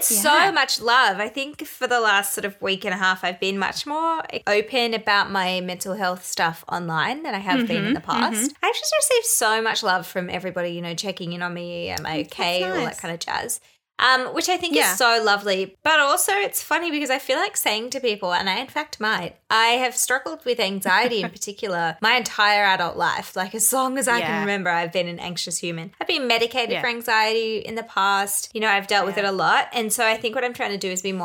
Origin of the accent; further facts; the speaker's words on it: New Zealand; moved away; So I go back to New Zealand every year mostly because I am a Kiwi. I have a Kiwi passport